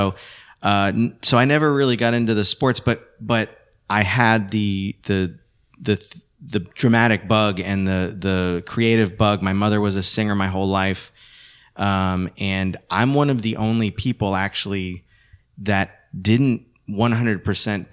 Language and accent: English; Coral Springs, Florida, United States; also born or lived in Puerto Rico / Miami; I grew up primarily with my father and my stepmother in Coral Springs, Florida, which is, you know, South Florida